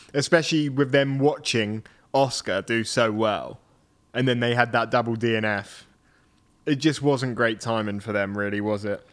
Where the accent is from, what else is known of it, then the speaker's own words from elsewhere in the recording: United Kingdom; being British